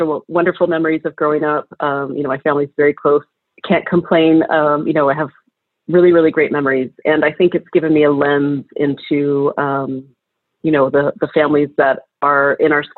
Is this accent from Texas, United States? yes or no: yes; College Station, Texas, United States; also born or lived in Houston, Texas / Washington, D.C.; I grew up in Texas, mostly College Station, which is really close to Houston